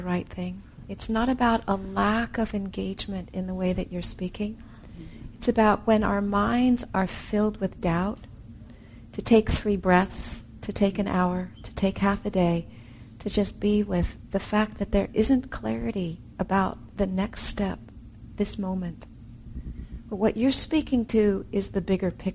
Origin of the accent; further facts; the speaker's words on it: California, United States; I'm from California